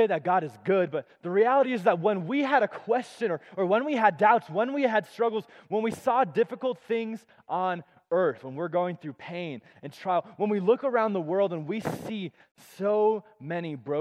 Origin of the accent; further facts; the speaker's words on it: Colorado Springs, Colorado, United States; moved away as an adult; also born or lived in Tulsa, Oklahoma; I grew up in Colorado Springs my whole life.